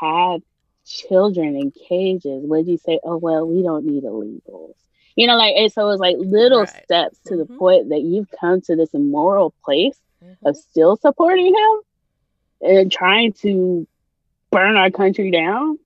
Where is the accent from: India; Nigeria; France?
Nigeria; now in United States; being a Nigerian